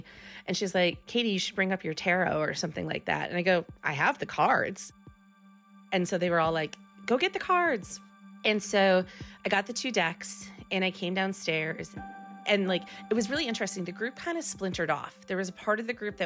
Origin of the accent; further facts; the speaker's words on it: Midwest, United States; moved away as an adult; I come from the Midwest where most people are married by their 20s.